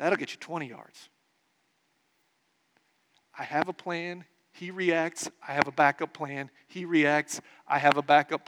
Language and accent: English; Nebraska, United States; I grew up in Nebraska in the 1980s and 90s